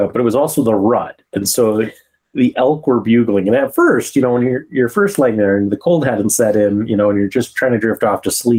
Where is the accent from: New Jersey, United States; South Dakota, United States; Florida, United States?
South Dakota, United States; Black Hills; even though I grew up in the mountains, I grew up in the Black Hills, and that isn't high enough elevation that at night it gets that cold.